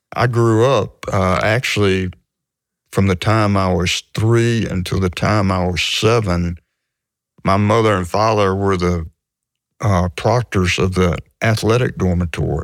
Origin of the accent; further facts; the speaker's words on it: Hattiesburg, Mississippi, United States; I grew up in Hattiesburg, and the, the high schools were segregated